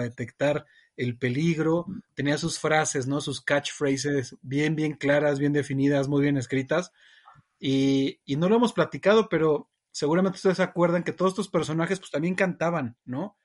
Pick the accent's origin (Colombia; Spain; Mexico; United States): Mexico; Que me escuchaba hablar, pues nos reconocen rapidísimo como mexicanos.